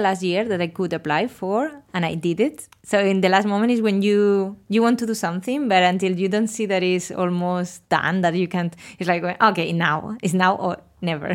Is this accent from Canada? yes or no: no; Spain; English is a second language; moved away as an adult; now in Australia; I'm from Spain and I'm thirty-four years old